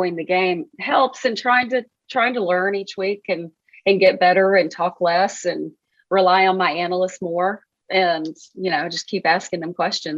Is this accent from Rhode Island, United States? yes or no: no; Arkansas, United States; Anybody who knows me knows how much I care about my home state. I love it. I'm so proud to be an Arkansan. There aren't better people in the world than Arkansans.